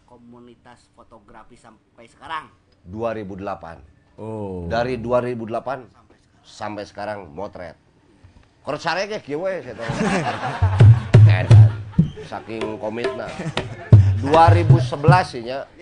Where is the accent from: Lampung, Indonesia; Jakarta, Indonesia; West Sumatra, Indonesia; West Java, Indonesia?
West Java, Indonesia; Bandung; kita sebagai orang Bandung punya harapan apa nanti kepada Pak Heru Joko?